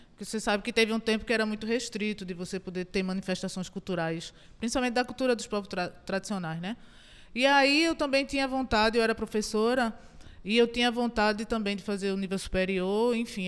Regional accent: Goiana, Pernambuco, Brazil; eu nasci em Goiânia. Então eu digo que eu sou uma heroína de Itajucupapo

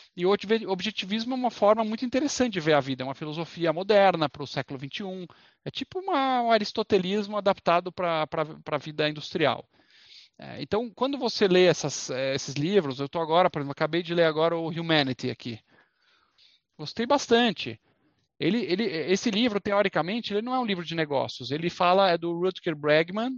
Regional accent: Brazil; se a gente é brasileiro

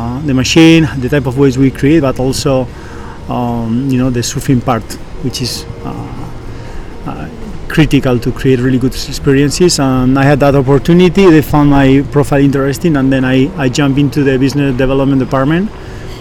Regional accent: Basque Country, Spain; moved away as an adult; now in Austin, United States; I'm from the Basque country in Spain

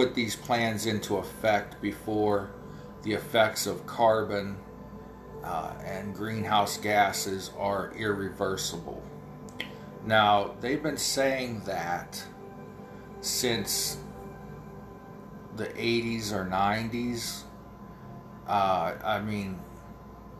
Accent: near Pittsburgh, Pennsylvania, United States; accent: Pittsburgh; I live too close to Pittsburgh

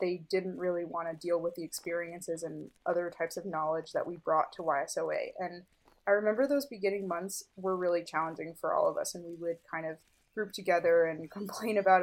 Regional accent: New Jersey, United States; I was born and raised in New Jersey.

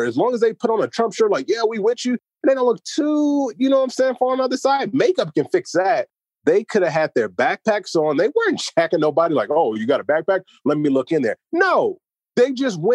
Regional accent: United States; As an American

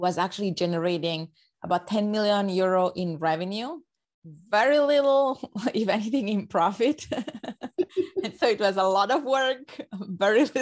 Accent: Rome, Lazio, Italy; English is a second language; you might notice from my accent that I'm not a native English speaker. So I was born actually in Rome, Italy.

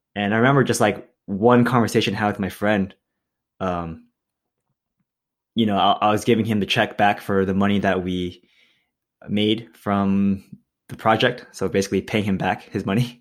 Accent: Milpitas, California, United States; I grew up in Milpitas, California

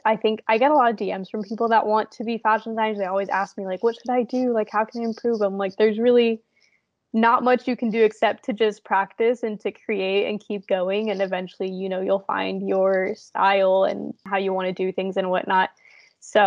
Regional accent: Indiana, United States; I'm from Indiana, so there's really never anything fun here

